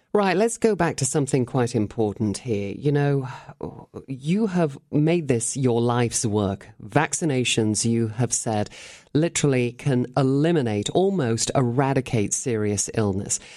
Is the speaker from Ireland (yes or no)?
no; Cheshire, North West England, United Kingdom; moved away; I was brought up in England